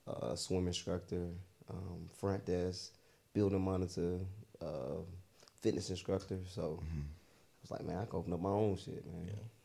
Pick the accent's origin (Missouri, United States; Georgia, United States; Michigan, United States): Georgia, United States; Stone Mountain; growing up in Stone Mountain